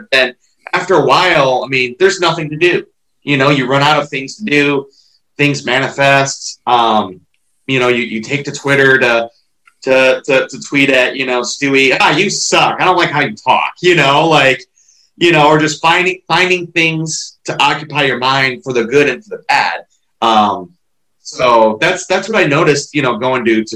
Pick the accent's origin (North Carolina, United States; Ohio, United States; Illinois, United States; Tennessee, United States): Ohio, United States; I'm from Ohio